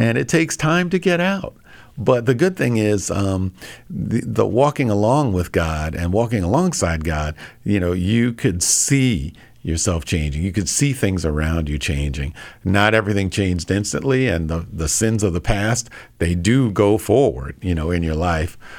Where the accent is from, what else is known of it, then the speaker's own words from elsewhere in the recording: Hempstead, New York, United States; moved away as an adult; also born or lived in New Hampshire / Minnesota; Born and raised. I grew up in Hempstead or West Hempstead, New York